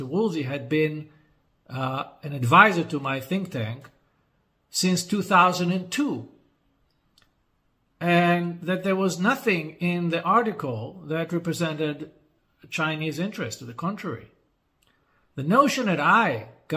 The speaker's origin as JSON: {"language": "English", "country": "Israel"}